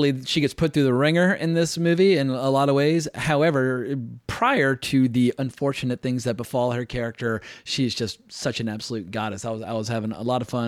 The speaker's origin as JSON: {"language": "English", "area": "North Carolina, Virginia", "region": "the South", "country": "United States", "tie": "born or raised there", "said": "I grew up in North Carolina, Virginia. I'm familiar with Southern accents"}